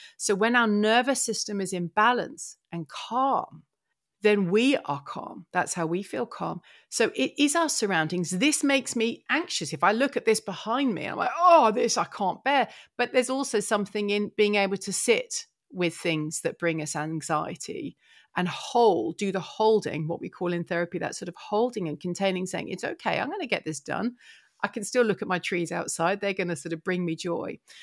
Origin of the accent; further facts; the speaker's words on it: Essex, East of England, United Kingdom; a town, um, so in Essex, so it was quite green